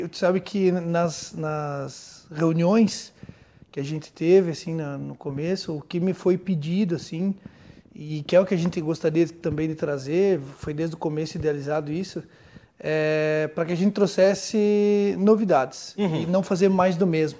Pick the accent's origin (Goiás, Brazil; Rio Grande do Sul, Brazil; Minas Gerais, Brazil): Rio Grande do Sul, Brazil